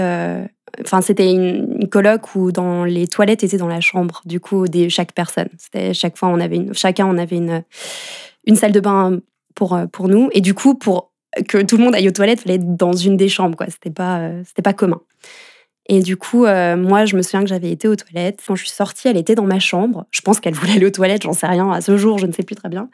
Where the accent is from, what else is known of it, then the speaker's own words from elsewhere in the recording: France; moved away as an adult; now in Geneva, Switzerland; j'ai grandi en France